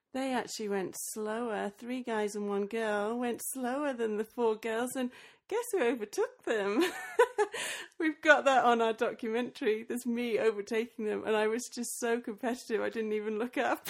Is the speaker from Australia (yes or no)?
yes; Australia; moved away; also born or lived in England; Then I moved back to Australia. I was born in Australia, but I went to uni in England